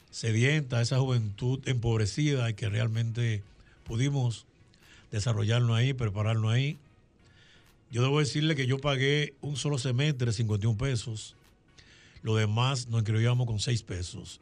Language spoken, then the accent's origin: Spanish; La Romana, Dominican Republic; nuestros padres emigraron a la provincia de La Romana. Llegamos allá a los 11 meses, no habíamos cumplido el año todavía. Y ahí hemos vivido toda la vida